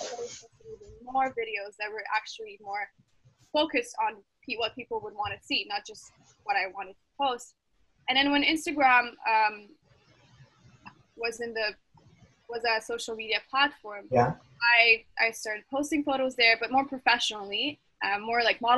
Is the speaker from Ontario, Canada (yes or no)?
no; Montreal, Quebec, Canada; I'm from Montreal